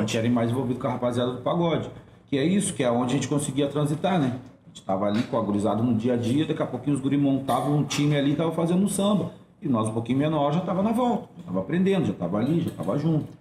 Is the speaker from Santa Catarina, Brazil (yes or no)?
no; Porto Alegre, Rio Grande do Sul, Brazil; Nasci na Coab, minha família veio